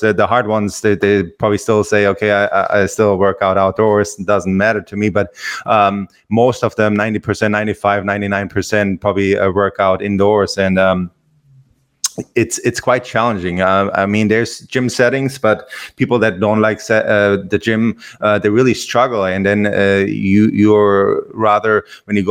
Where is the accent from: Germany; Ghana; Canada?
Germany; also born or lived in Hawaii / Los Angeles; now in Florida, United States; I grew up in Germany